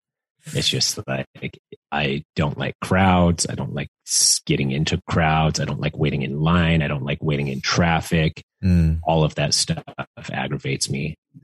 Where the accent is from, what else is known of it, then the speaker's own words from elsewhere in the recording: Utah, United States; I grew up in Utah